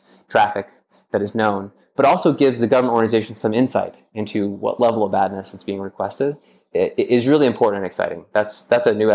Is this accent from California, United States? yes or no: no; Las Vegas, Nevada, United States; moved away; I am originally from Las Vegas, Nevada